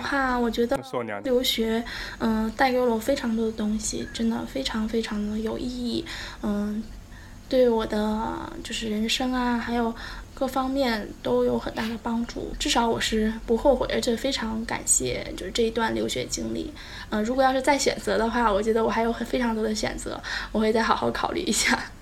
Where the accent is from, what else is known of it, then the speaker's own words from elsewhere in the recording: China; also born or lived in Volgograd, Russia; 我们，就是中国人